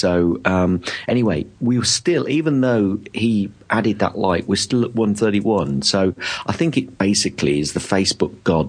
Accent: London, United Kingdom; accent: mixed; I am actually originally from London, although North London, but I think I've got a bit of a mix accent.

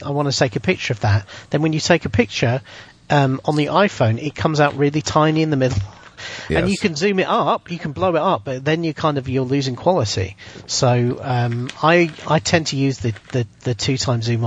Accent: United Kingdom; I'm British.

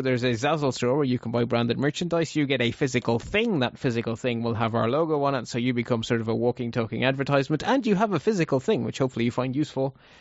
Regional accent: Ireland; Ireland is such a small country that it, there's only four million of us in total.

